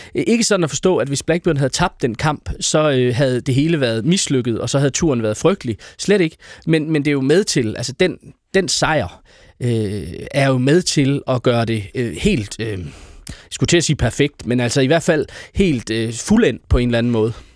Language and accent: Danish; Aarhus, Central Denmark Region, Denmark; jeg øh, er født og opvokset i Aarhus, og har aldrig været bosat uden for Aarhus Kommune